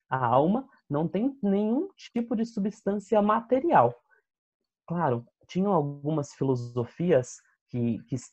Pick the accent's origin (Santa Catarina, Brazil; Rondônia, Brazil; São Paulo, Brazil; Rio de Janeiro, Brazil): São Paulo, Brazil; Campinas; eu sou de Campinas